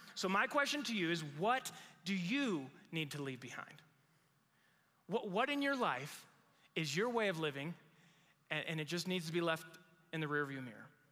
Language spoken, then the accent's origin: English; Mexico; moved away as an adult; now in United States; I grew up in Mexico